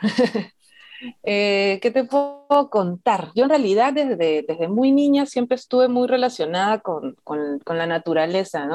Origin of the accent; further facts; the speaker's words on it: Lima, Peru; moved away as an adult; also born or lived in Madre de Dios; acá igual soy limeña